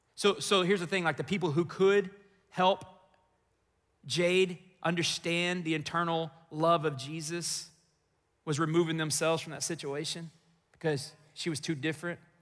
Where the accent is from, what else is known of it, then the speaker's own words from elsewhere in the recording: Texas, United States; moved away as an adult; also born or lived in Chicago, Illinois; this boy from Texas